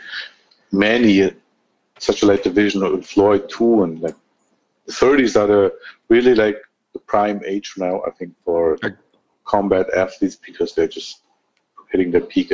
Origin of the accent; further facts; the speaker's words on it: Germany; also born or lived in Armenia; I grew up in Germany. I got my education in Germany